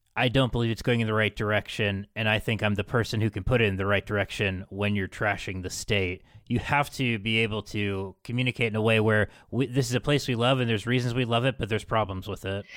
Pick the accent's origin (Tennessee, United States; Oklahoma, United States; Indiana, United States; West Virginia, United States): West Virginia, United States; I'm from West Virginia